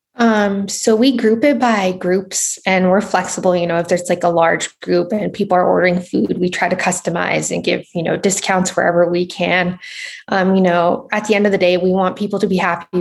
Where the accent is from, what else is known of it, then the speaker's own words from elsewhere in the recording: Southern California, United States; I'm from Southern California